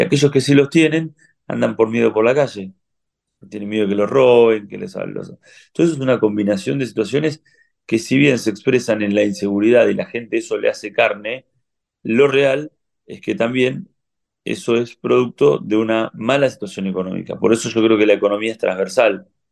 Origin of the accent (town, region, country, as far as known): Argentina